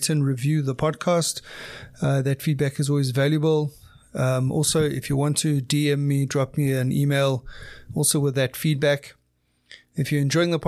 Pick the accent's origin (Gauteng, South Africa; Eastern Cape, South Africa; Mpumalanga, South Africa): Mpumalanga, South Africa; Witbank; I come from Witbank